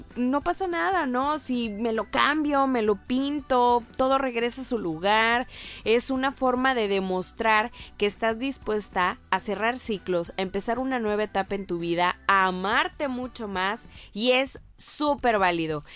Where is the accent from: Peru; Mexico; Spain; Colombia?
Mexico